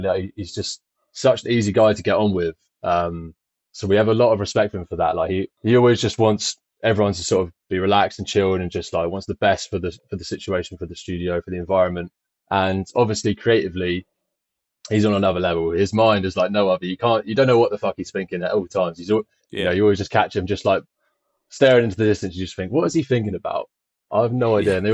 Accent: Isle of Wight, South East England, United Kingdom; I moved here when I was just a baby, 6 months

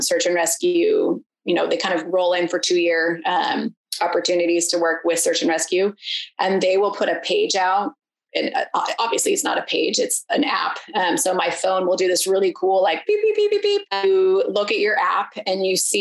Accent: Issaquah, Washington, United States; moved away as an adult; also born or lived in Seattle / Bay Area; now in Bend, United States; I grew up in a town called Issaquah, which is like the last major town

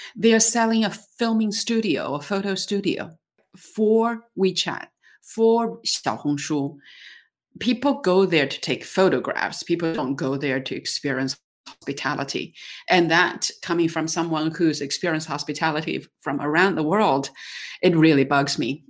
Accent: Dali, Yunnan, China; my hometown of Dali in Yunnan, China

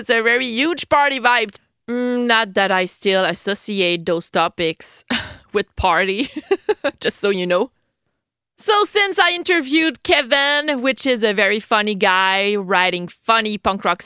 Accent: Quebec City, Quebec, Canada; I'm a Québécoise from Quebec City, Canada.

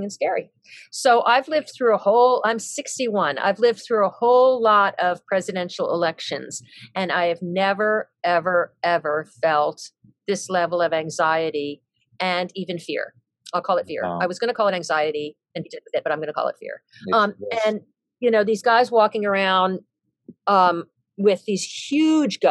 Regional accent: New York, United States; I grew up right outside New York City.

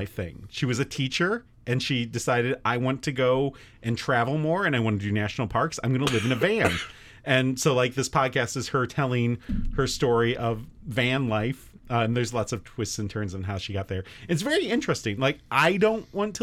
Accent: Michigan, United States; we're from Michigan

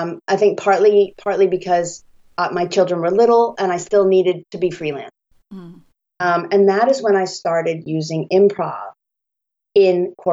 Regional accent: Scituate, Massachusetts, United States; moved away as an adult; also born or lived in Indiana / China / Italy / Japan; we're both from Massachusetts. I grew up in Scituate, Massachusetts, and I went to Indiana University for college

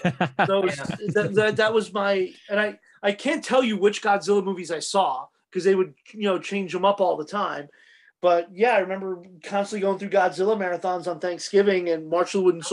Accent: New York City, New York, United States; growing up in New York City.

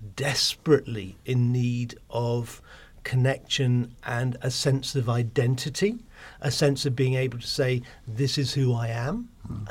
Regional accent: Cornwall, South West England, United Kingdom; I grew up down in Cornwall

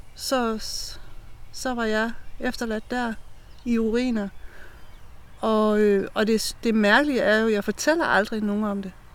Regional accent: Brejning, Southern Denmark, Denmark; now in Østed, Denmark; jeg er opvokset ved Brejning Strand

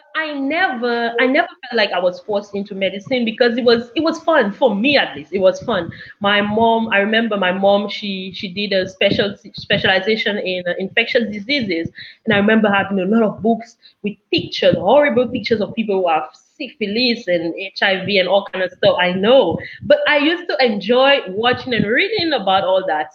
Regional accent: Cameroon; now in Dominica; Growing up in Cameroon

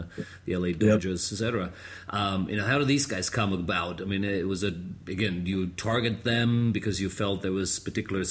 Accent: Cologne, North Rhine-Westphalia, Germany; Cologne is my hometown

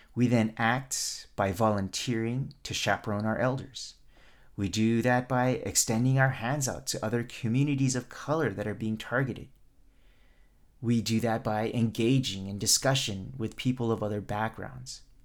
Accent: United States; not just Asian Americans, but as Asian American

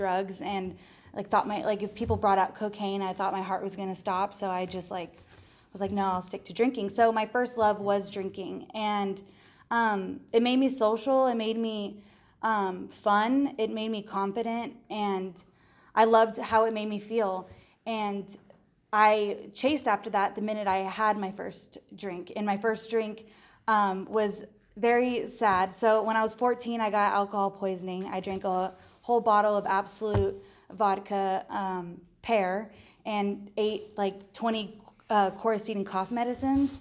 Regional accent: San Diego, California, United States; also born or lived in Palm Desert, California; I grew up in San Diego

